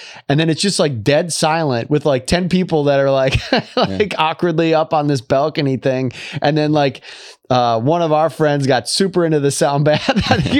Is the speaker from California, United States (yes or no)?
no; Michigan, United States; Like I'm from Michigan. I'll, you know, this is nothing or whatever.